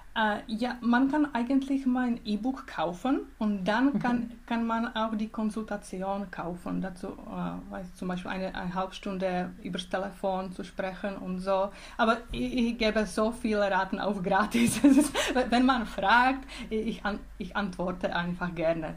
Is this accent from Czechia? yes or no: yes; Czechia; German is a second language; moved away as an adult; now in Switzerland; in Tschechien, in meinem Heimatland und Heimatregion. es heißt Bile Karpaty.